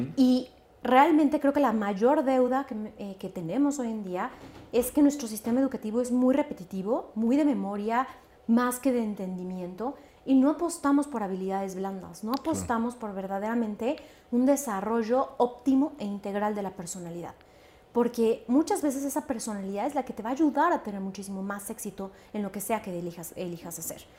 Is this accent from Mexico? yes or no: yes; Xalapa, Veracruz, Mexico; yo nací en Jalapa, Veracruz, una ciudad que realmente era un centro de cultura